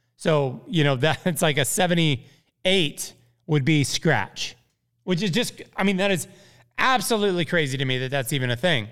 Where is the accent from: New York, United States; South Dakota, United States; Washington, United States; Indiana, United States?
Indiana, United States; Plainfield; also born or lived in Evansville, Indiana; I'm from Plainfield, Indiana. Grew up playing Deer Creek Golf Club